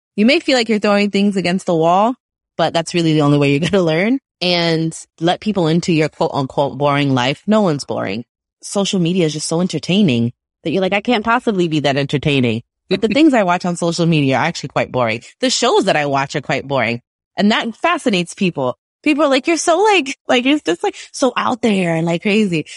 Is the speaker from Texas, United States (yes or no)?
no; New York City, New York, United States; I'm from Brooklyn